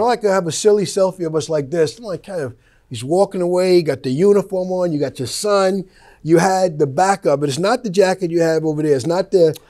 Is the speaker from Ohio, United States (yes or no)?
no; Wyandanch, New York, United States; moved away; also born or lived in Chicago; I grew up in Wyandanch